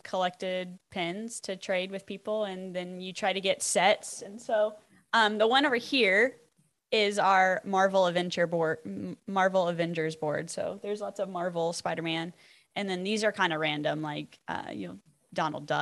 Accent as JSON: {"language": "English", "region": "Iowa", "country": "United States", "tie": "born or raised there", "also_born_or_lived": "Florida", "moved": "as an adult", "lives_now": "Oklahoma, United States", "said": "I live in Oklahoma. I grew up in Iowa"}